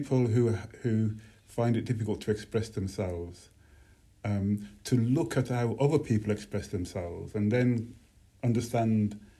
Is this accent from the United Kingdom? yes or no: yes; Birmingham, West Midlands, United Kingdom; growing up in Birmingham